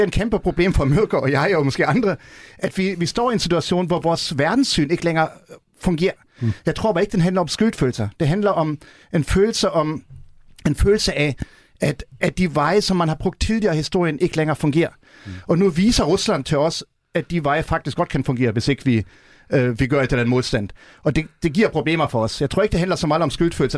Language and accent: Danish; Germany; now in Denmark; vi som tysker